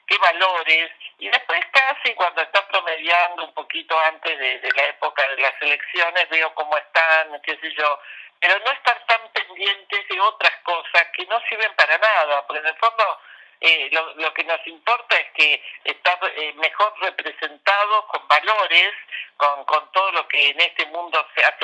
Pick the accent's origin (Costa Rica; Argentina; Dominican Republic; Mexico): Argentina; Venimos de la Argentina con un año donde no paramos de tener una campaña todos los días del año, entonces estamos hartos los argentinos